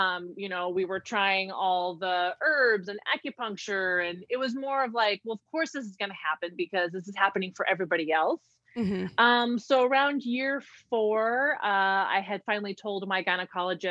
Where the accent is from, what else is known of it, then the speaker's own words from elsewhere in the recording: Chico, California, United States; I'm from Chico, California